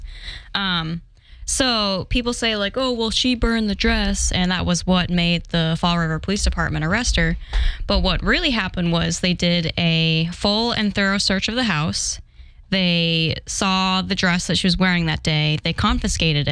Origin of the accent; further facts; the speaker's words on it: New Hampshire, United States; I'm from New Hampshire